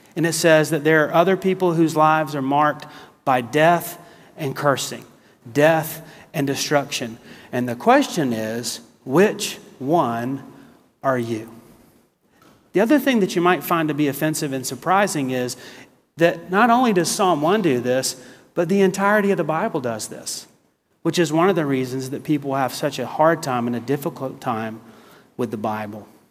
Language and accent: English; the South, United States; also born or lived in South Carolina / Texas; I'm from the South